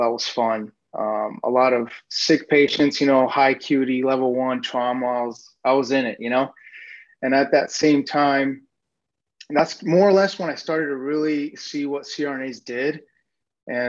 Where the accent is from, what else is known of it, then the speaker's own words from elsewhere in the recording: Nevada, United States; moved away as an adult; also born or lived in Reedley, California; now in Phoenix, United States; I was born in Reedley, there in Central California. And then I was raised most of my life in Nevada.